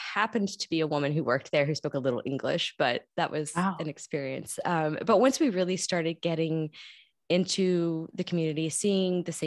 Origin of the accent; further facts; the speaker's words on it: Kentucky, United States; moved away as an adult; also born or lived in Italy; now in Germany; I am originally from Kentucky, born and raised, and I currently live in Germany.